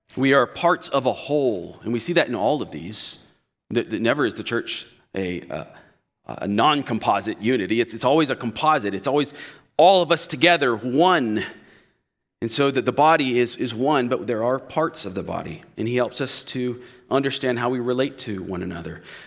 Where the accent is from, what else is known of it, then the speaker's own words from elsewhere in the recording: United States; we as especially American evangelicals